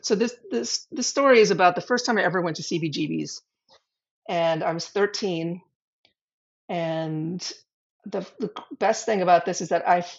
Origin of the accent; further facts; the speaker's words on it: New York City, New York, United States; growing up in the West Village in the late 70s